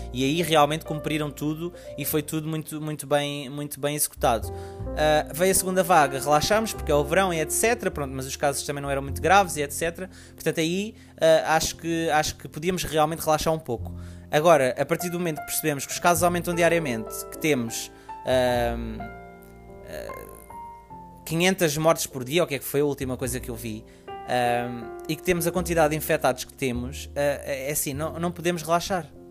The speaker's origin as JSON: {"language": "Portuguese", "country": "Portugal", "tie": "born or raised there", "said": "Portugal, um, porque é o país onde eu, onde eu resido, onde eu nasci"}